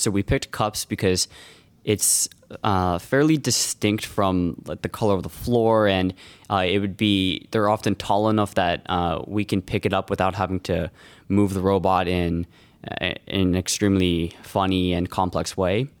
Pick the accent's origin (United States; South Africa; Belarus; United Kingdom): United States; Los Altos, California; I'm from Los Altos